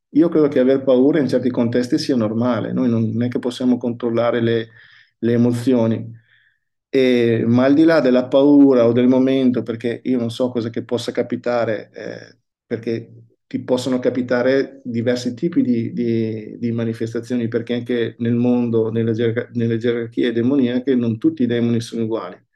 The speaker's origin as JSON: {"language": "Italian", "town": "Verona", "region": "Veneto", "country": "Italy", "tie": "born or raised there", "said": "Io sono nato a, a Verona, sono nato in, in, un borgo di Verona"}